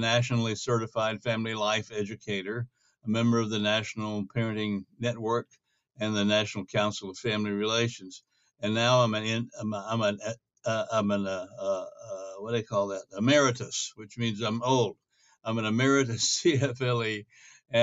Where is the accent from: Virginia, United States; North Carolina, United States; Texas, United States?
North Carolina, United States; moved away as an adult; also born or lived in Korea / Atlanta / New York City / Los Angeles; I was born and raised in North Carolina